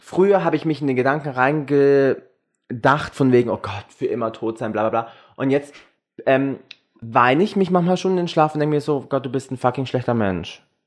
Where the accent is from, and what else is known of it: Germany